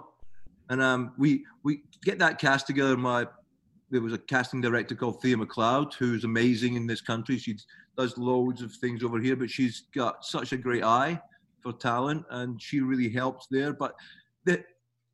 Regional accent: Scotland, United Kingdom; moved away as an adult; now in Melbourne, Australia; I'm obviously Scottish

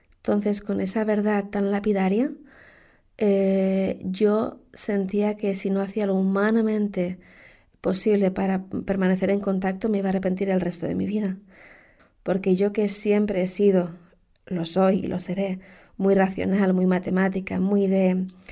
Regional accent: Canary Islands, Spain; also born or lived in Madrid; He vivido toda mi vida en Canarias, aunque nací en Madrid

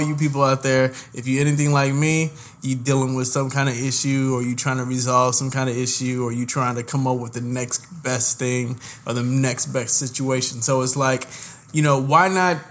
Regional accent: Indianapolis, Indiana, United States; moved away as an adult; also born or lived in Houston, Texas; now in New York, United States; I'm originally born and raised in the Nappy Nap, better known as Nap Town, better known as Indianapolis

